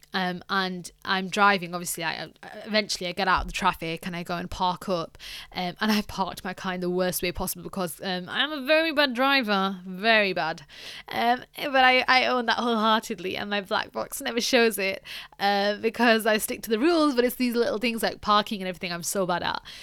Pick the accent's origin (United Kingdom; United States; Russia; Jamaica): United Kingdom; a British person